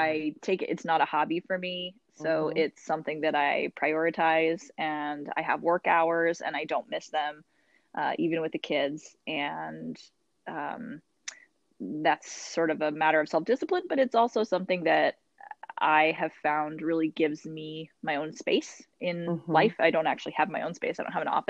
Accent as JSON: {"language": "English", "region": "Utah", "country": "United States", "tie": "born or raised there", "also_born_or_lived": "Fort Campbell / Fort Bragg", "moved": "as an adult", "lives_now": "Fort Bragg area, United States", "said": "I grew up in Utah"}